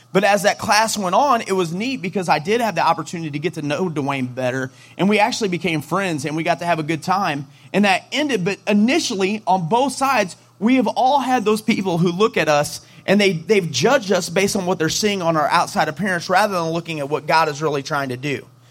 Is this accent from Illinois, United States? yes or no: no; St. Louis, Missouri, United States; we're from St. Louis